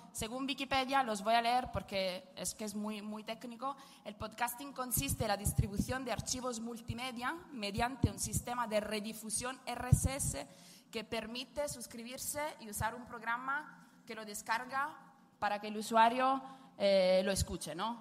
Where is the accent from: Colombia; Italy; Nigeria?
Italy; accent: Italian; Spanish is a second language; moved away; soy italiana, como pueden escuchar por mi acentillo